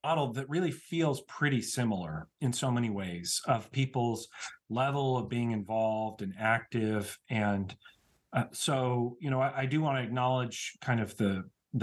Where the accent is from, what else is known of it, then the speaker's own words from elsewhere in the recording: Utah, United States; I'm from the other side of the state